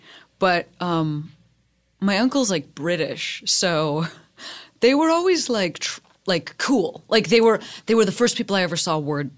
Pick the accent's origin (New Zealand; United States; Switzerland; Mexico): United States; Illinois; I'm from Illinois.